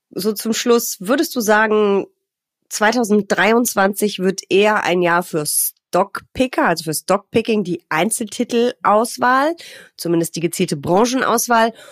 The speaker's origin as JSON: {"language": "German", "region": "Rhineland", "country": "Germany", "said": "Und das macht mich auch als Rheinländerin sehr glücklich."}